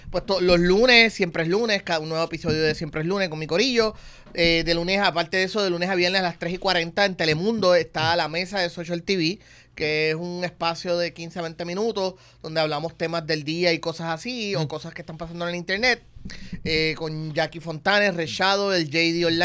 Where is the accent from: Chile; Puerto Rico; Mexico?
Puerto Rico; se hace para la gente como yo que, que somos boricuas bestiales, somos